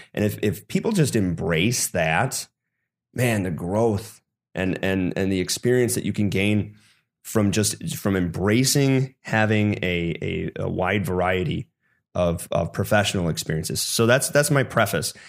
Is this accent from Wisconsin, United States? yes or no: yes; Sun Prairie, Wisconsin, United States; moved away; I grew up in the Madison, Wisconsin area, Sun Prairie